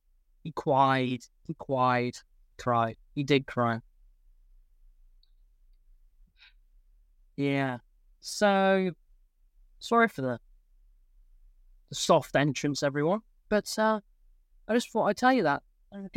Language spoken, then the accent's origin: English; England, United Kingdom; I am English. Well, 50% English. And I live in England.